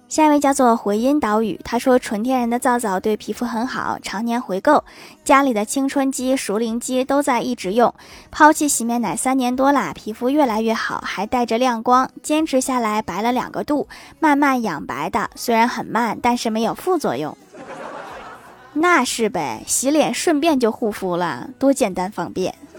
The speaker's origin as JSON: {"language": "Chinese", "region": "Northeast China", "country": "China", "said": "我们东北人"}